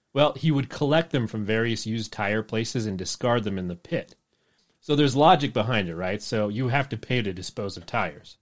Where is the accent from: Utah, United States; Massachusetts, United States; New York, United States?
Utah, United States; we're from Utah